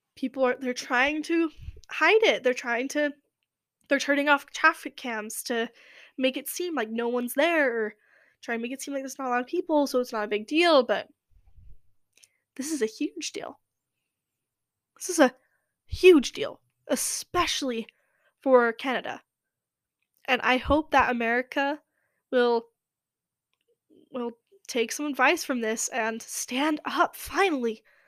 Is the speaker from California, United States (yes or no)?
yes; Los Angeles, California, United States; that's my, where I'm from. And I can't stay away from my home, my hometown